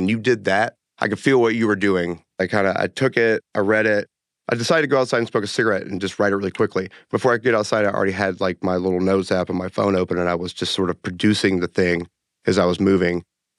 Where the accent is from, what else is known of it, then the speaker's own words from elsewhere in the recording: Georgia, United States; I'm from Georgia, father of two, and I am a musician